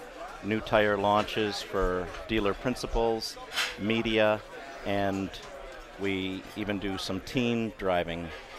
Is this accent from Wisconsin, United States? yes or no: yes; Milwaukee, Wisconsin, United States; born or raised there